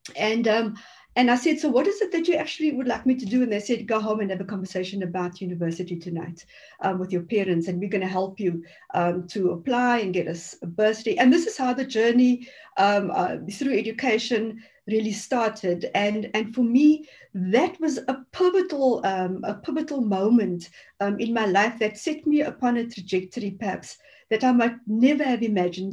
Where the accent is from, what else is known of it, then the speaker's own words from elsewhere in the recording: Cape Town, Western Cape, South Africa; growing up in the Cape Flats